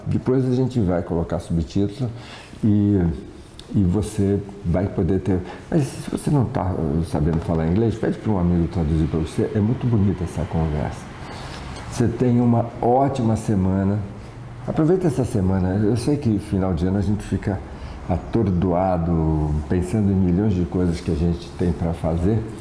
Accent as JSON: {"language": "Portuguese", "town": "Santos", "region": "São Paulo", "country": "Brazil", "said": "eu sou da Baixada Santista, sou de Santos"}